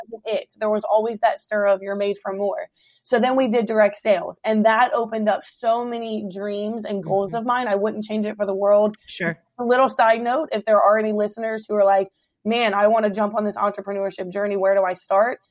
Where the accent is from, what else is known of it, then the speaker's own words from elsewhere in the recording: Hampton Roads, Virginia, United States; moved away as an adult; now in Woodbridge, United States; I born and raised in Hampton Roads